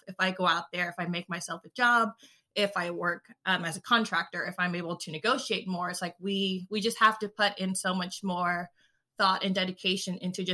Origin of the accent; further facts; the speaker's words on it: California, United States; I am from California, and I am a writer for a lot of things.